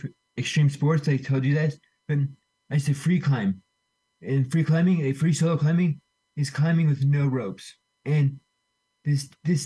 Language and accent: English; Boulder, Colorado, United States; I'm living at home in back at home I grew up in Boulder, Colorado